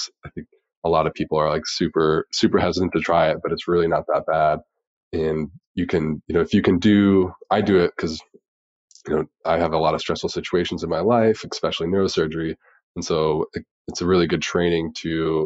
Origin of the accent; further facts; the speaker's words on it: Dayton, Ohio, United States; growing up in Dayton, Ohio